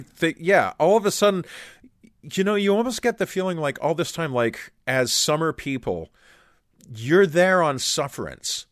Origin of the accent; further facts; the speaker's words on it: Canada; as Canadians